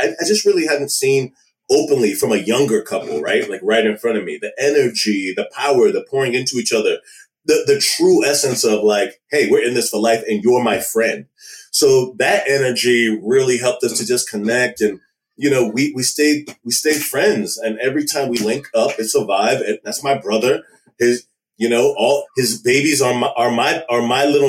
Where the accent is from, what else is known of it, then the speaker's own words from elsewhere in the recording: Maryland, United States; also born or lived in Washington, D.C. / Nigeria; I was born in DC and raised in Maryland.